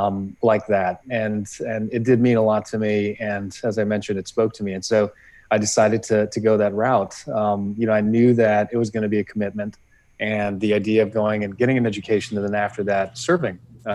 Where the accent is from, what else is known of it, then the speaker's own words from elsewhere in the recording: Los Angeles, California, United States; also born or lived in Europe; I grew up in California. California is my home state.